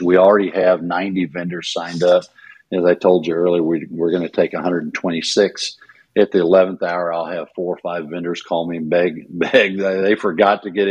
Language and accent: English; Bloomfield, Iowa, United States; now in Missouri, United States; My father was teaching and coaching in Memphis, Missouri at Scotland County. And I was born in Davis County, Iowa, Bloomfield